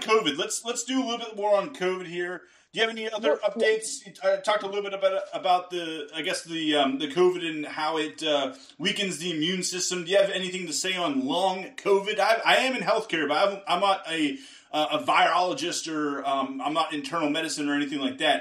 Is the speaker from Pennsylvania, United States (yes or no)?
yes; Pittsburgh, Pennsylvania, United States; moved away; I'm from Pittsburgh originally